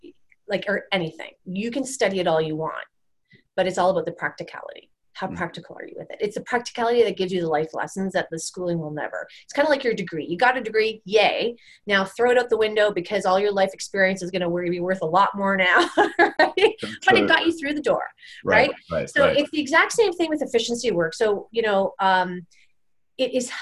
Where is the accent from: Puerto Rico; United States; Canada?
Canada; I'm a Canadian, we're a Canadian company